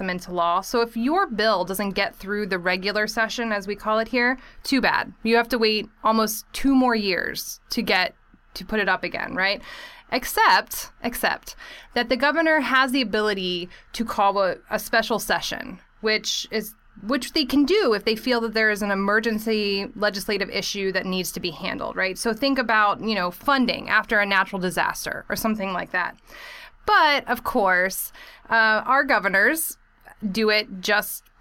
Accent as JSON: {"language": "English", "region": "Texas", "country": "United States", "tie": "born or raised there", "said": "Texas, my home state"}